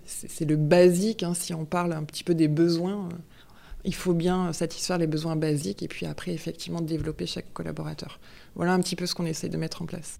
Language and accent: French; Marseille, Provence-Alpes-Côte d'Azur, France; moved away; also born or lived in Grenoble area; je suis fille de Marseillais, parents marseillais, grands-parents, arrière-grands-parents. Euh, donc euh, euh, c'est là où j'ai passé toute ma jeunesse